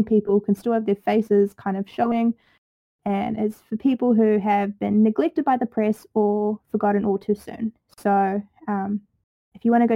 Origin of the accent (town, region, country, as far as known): New Zealand; accent: Kiwi